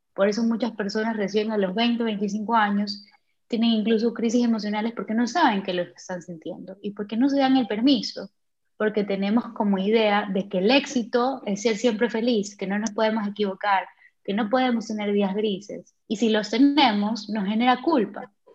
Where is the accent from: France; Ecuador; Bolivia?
Ecuador; now in Germany; vivo en Alemania, pero soy de Ecuador